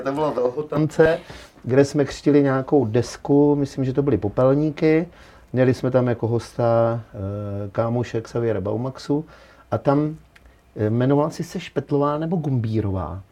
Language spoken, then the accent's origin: Czech; Petříkovice, Hradec Králové Region, Czechia; já jsem z Petříkovic